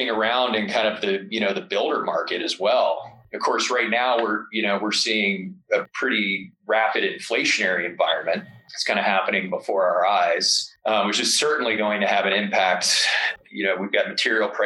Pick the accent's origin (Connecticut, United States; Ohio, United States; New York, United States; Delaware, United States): Delaware, United States; moved away as an adult; now in Jackson, United States; I'm from Delaware. One of the first jobs I had when I was younger was working at Dogfish Head Brewery